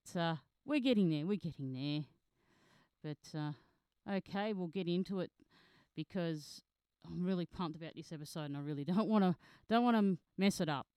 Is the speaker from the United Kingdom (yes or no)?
no; Australia; I'm an Australian founder journalist